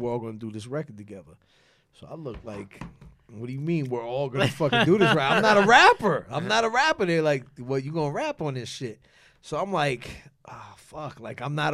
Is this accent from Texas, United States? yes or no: no; New York City, New York, United States; also born or lived in Jackson Heights, Queens; My early age, I grew up in Flushing with Royal Flush, Large Professor, Mike Geronimo.